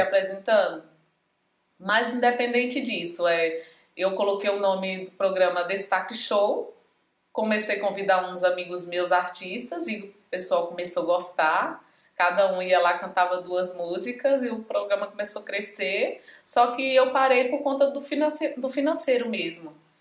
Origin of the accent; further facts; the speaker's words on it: Pimenteiras, Pernambuco, Brazil; sou de Pimenteiras, Pimenteiras, Pernambuco, é do Agreste da, do, do Nordeste.